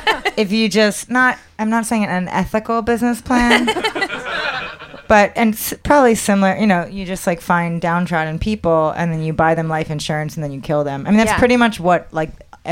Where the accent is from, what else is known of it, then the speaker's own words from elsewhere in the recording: outside of Philadelphia, Pennsylvania, United States; moved away; I know, we grew up outside of Philly, so.